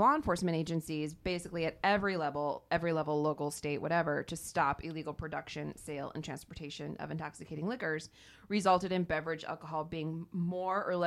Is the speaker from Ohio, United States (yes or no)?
yes; Ohio, United States; my home state